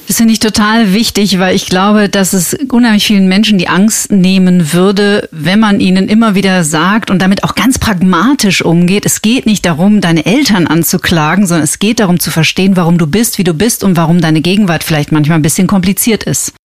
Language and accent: German; Germany; bei uns in Deutschland